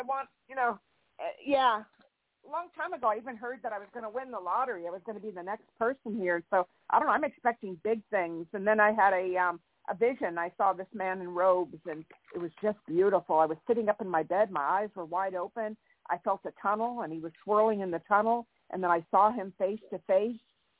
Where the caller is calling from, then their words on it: California, United States; This is …. I'm in California.